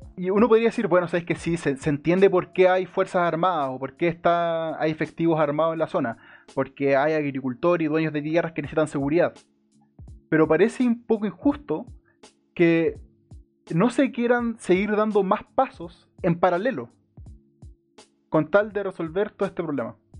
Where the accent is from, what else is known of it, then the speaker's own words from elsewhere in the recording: Santiago, Santiago Metropolitan Region, Chile; also born or lived in Melipilla; yo nací en Santiago, después me mudé a Melipilla, luego volví a Santiago, me he mudado tres veces.